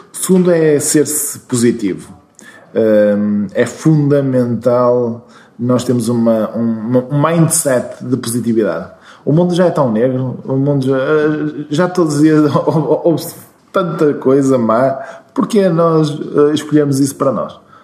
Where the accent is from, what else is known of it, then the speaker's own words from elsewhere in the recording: Braga, Norte, Portugal; also born or lived in Porto; eu nasci em Braga, nasci no centro, mesmo no hospital que agora é um hotel, um, ehm, e uh, vivi sempre em Braga até à universidade